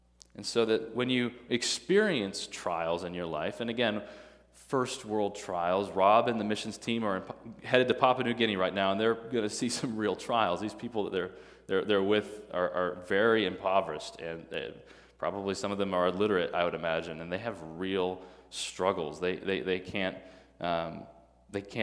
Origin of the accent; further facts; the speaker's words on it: Midwest, United States; now in Tennessee, United States; I'm a Midwesterner